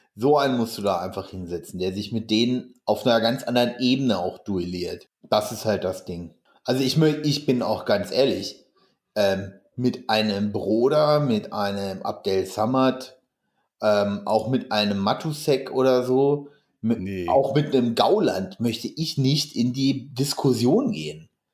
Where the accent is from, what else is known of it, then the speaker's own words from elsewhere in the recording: Hameln-Pyrmont district, Lower Saxony, Germany; moved away; das ist ja meine alte Heimat